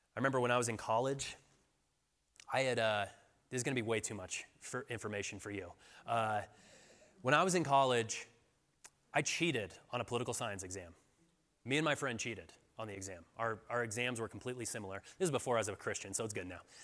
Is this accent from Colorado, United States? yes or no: yes; Colorado, United States; moved away; I'm from Colorado, but I moved back here about four years ago.